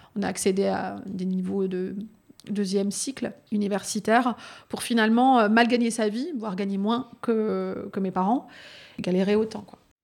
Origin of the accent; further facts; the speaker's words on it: Vaulx-en-Velin, Auvergne-Rhône-Alpes, France; j'ai grandi à Vaux-en-Velin